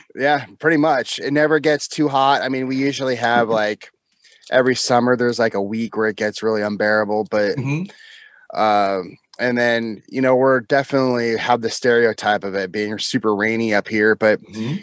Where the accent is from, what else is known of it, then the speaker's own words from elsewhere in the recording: just south of Seattle, Washington, United States; also born or lived in France; I'm born and raised in, uh, well, just south of Seattle